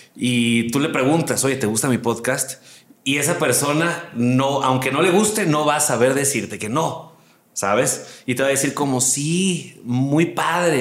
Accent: Mexico City, Mexico; moved away as an adult; also born or lived in Aguascalientes / Hermosillo; now in Monterrey, Mexico; yo nací en Aguascalientes, soy hidrocálido. La gente que no sabe, el gentilicio de Aguascalientes es hidrocálido. Y muy chiquito me vine a la Ciudad de México y aquí viví pues, toda mi vida.

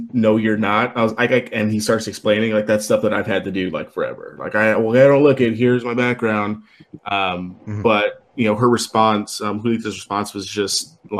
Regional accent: El Paso, Texas, United States; I come from dark brown Mexicans. Sorry, and that's stuff I had to do like every day growing up in El Paso

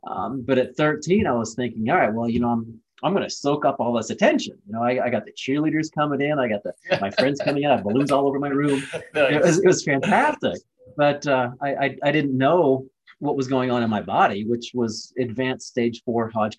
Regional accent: Ohio, United States; I was born and raised in Ohio. It was just a normal Midwest kid

